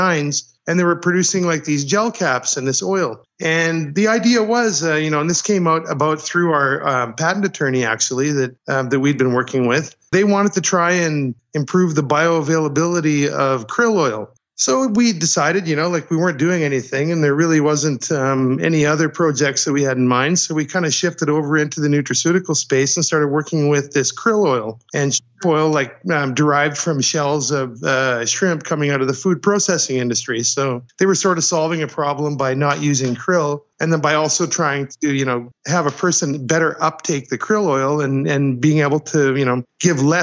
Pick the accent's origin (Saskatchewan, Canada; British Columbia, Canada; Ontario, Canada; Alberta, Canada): Saskatchewan, Canada; also born or lived in Germany; now in Toronto, Canada; I'm from Saskatchewan. I'm Canadian